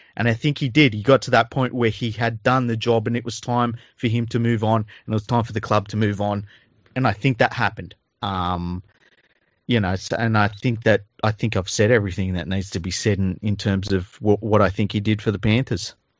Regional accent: Sydney, New South Wales, Australia; my fucking entire childhood growing up in Mount Druitt

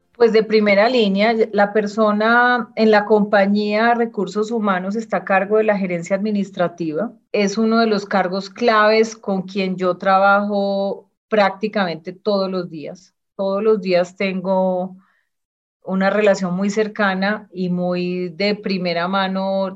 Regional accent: Medellín, Antioquia, Colombia; yo nací en Medellín, tuve una infancia muy estimulante

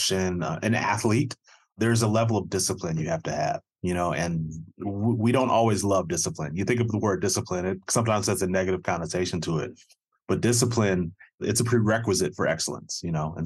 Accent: Cleveland, Ohio, United States; I played in Cleveland. I grew up in Cleveland.

